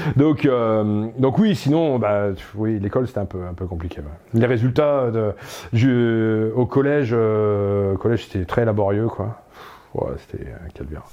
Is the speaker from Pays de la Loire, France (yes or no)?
no; Pas-de-Calais, Hauts-de-France, France; moved away as an adult; je viens d'un petit village du Pas-de-Calais